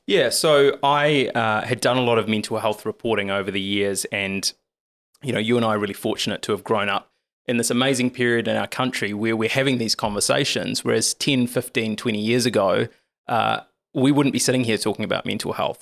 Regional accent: Lower Hutt, Wellington, New Zealand; I was born and raised in Lower Hutt

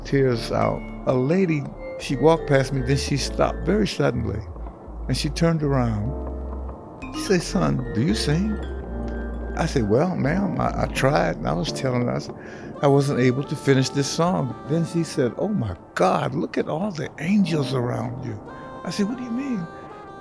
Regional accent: Detroit, Michigan, United States; Born in Detroit, raised in Detroit

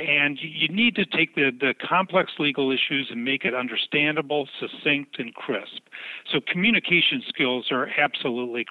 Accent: Michigan, United States; moved away as an adult; also born or lived in Seattle, Washington / Minneapolis, Minnesota / Denver, Colorado; I was brought up in Michigan

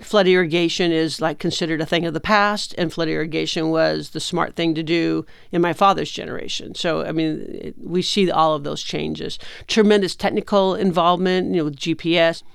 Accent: Imperial Valley, California, United States; I am from California, I am from the Imperial Valley

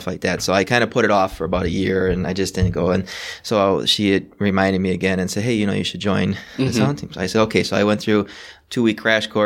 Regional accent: Racine, Wisconsin, United States; I was born and raised in Wisconsin, which is through Racine

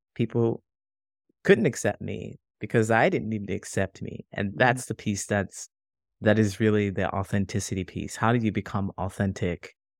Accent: Ohio, United States; moved away as an adult; also born or lived in California; now in Chicago, United States; I grew up in Ohio and I moved all within Ohio

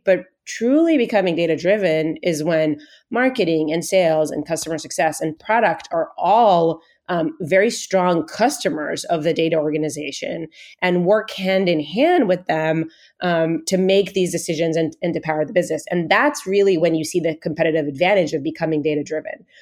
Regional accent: Israel; moved away as an adult; now in Bay Area, United States; I was actually originally born and raised in Israel.

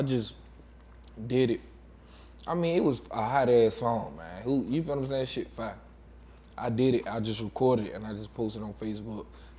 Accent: Waycross, Georgia, United States; moved away as an adult; also born or lived in Atlanta, Georgia / New York; I'm from Waycross, Georgia.

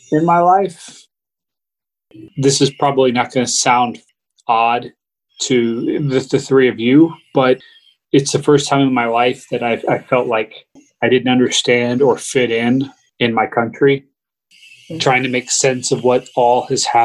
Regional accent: United States; growing up as an American, I've always held to this ideal of, you know, American exceptionalism. I've lived in this country my whole life

